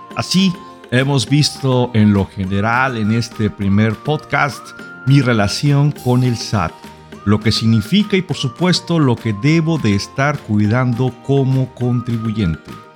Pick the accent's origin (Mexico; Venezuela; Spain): Mexico; Nosotros como mexicanos